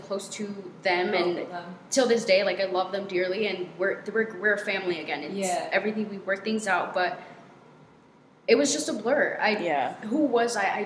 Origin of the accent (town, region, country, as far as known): Santa Barbara, California, United States; born or raised there; moved away as an adult; now in Seattle, United States